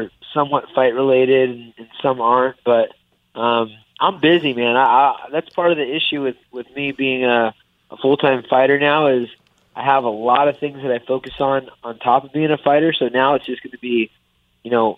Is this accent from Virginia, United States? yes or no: no; Sacramento, California, United States; I'm bringing it home to my hometown